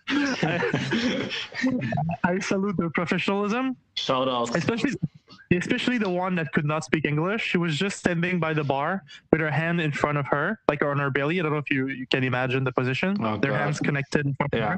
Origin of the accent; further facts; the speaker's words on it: Quebec, Canada; well, uh, I'm from I'm from Canada, Quebec.